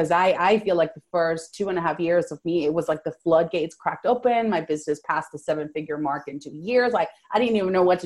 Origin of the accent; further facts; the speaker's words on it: Venezuela; first language Spanish; English is a second language; now in Fort Worth, United States; I was born and raised in Venezuela. So I came here in 2000